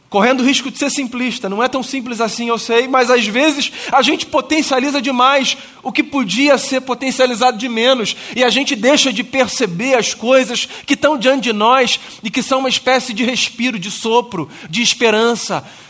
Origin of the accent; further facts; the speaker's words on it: Brazil; da igreja onde eu cresci, Igreja Presteriana do Grajaú